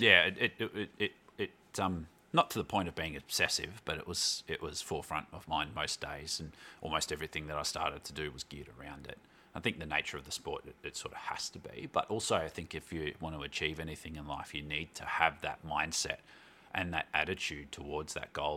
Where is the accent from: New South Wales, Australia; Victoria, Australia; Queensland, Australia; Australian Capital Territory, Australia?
Victoria, Australia; Melbourne; moved away as an adult; also born or lived in Glasgow / Canberra; wasn't born in Melbourne, but, um, spent most of my life growing up in Melbourne.